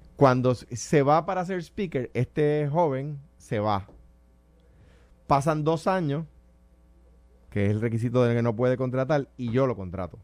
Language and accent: Spanish; Puerto Rico; como siendo puertorriqueño